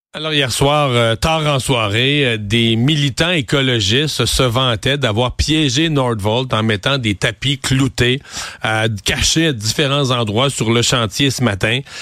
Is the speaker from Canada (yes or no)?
yes; Quebec, Canada; nous, au Québec